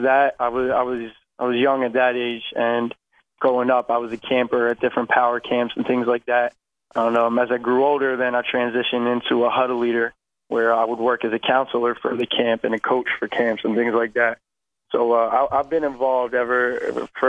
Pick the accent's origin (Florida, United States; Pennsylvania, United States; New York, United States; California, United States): Pennsylvania, United States; I come from Saratton, Pennsylvania. So I am right outside of Philadelphia, about 45 minutes.